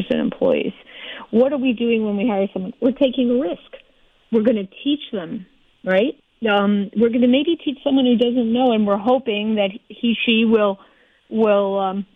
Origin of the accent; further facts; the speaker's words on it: Midwest, United States; I grew up with all the romance of unions, too. I'm from the Midwest